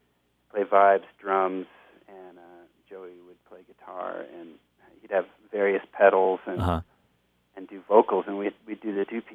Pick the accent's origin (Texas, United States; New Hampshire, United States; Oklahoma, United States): Oklahoma, United States; moved away as an adult; also born or lived in New York / Los Angeles / Tucson; I was born in New York. I was raised pretty much in Oklahoma, and then I moved to Los Angeles with a band. And this was in the '80s